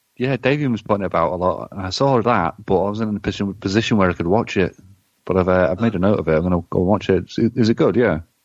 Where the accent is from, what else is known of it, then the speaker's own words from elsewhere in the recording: England, United Kingdom; we're English